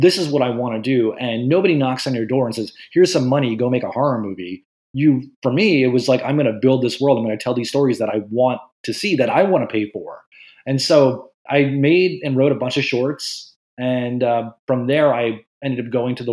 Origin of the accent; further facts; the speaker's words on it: New Jersey, United States; I grew up in New Jersey